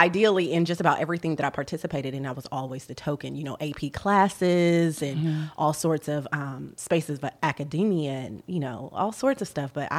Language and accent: English; Columbus, Ohio, United States; moved away; I'm from Columbus, Ohio. I was not black until I moved to Atlanta. So that was 2007.